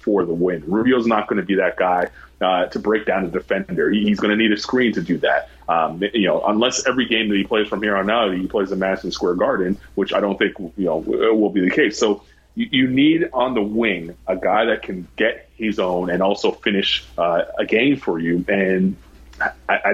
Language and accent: English; Toronto, Ontario, Canada; growing up in Toronto